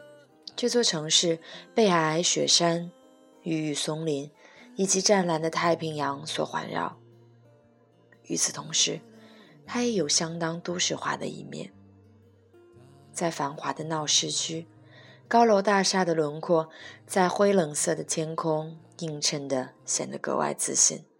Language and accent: Chinese; Vancouver, British Columbia, Canada; 这一期的古物最长的章节便给了我的故乡温哥华